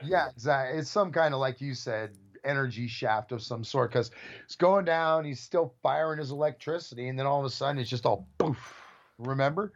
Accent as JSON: {"language": "English", "area": "Bay Area", "region": "California", "country": "United States", "tie": "born or raised there", "said": "growing up in the Bay Area"}